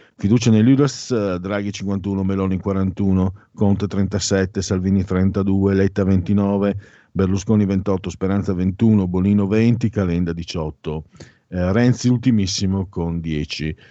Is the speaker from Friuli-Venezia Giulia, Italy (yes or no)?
yes; San Vito al Tagliamento, Friuli-Venezia Giulia, Italy; also born or lived in Pordenone; non sono di Pordenone, sono di San Vito al Tagliamento. Poi ho abitato tantissimi anni a Pordenone, ahimè, ma io sono di San Vito al Tagliamento